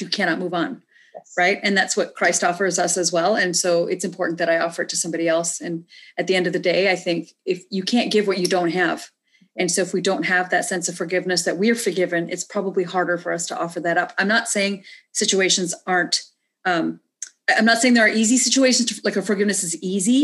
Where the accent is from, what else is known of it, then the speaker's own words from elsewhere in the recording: Canada; moved away as an adult; also born or lived in India; now in United States; I grew up in Canada and moved to the States to get married after college